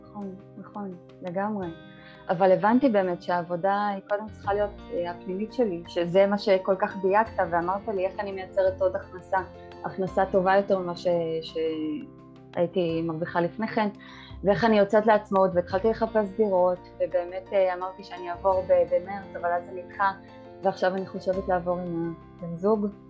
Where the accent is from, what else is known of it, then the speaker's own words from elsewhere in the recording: Bat Yam, Tel Aviv District, Israel; אני מבת ים